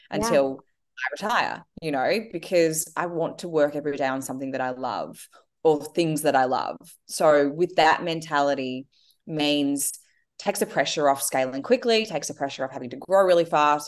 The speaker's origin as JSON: {"language": "English", "country": "Australia", "tie": "born or raised there", "said": "I am Australian. I'm, have lived here my whole life"}